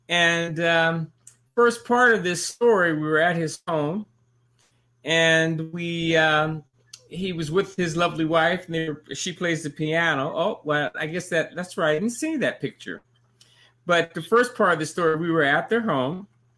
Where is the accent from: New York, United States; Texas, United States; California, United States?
Texas, United States; I'm from Texas and I'm a military brat.